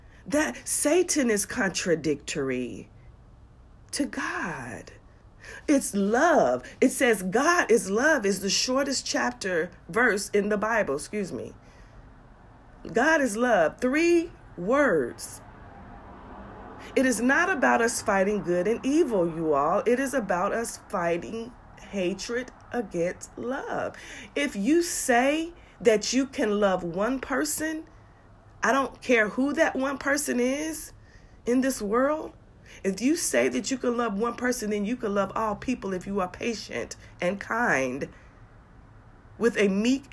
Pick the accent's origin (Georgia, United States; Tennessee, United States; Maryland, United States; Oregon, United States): Georgia, United States; Augusta; my hometown, Augusta, Georgia, where my mother and I have home